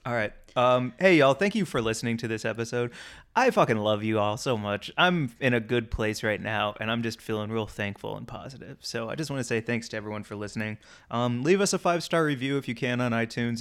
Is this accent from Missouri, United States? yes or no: yes; St. Louis, Missouri, United States; I grew up in Saint Louis